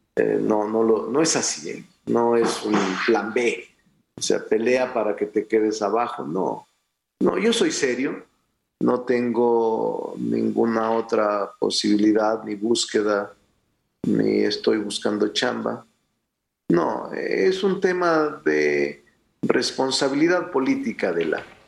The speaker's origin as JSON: {"language": "Spanish", "country": "Mexico", "said": "desde ser regidor de mi pueblo, tres veces diputado federal, tres veces senador de la República, gobernador de mi estado"}